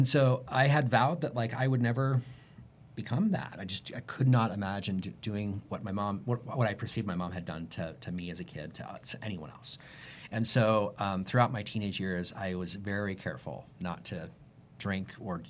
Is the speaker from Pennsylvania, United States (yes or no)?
no; Houston, Texas, United States; I grew up in Houston, Texas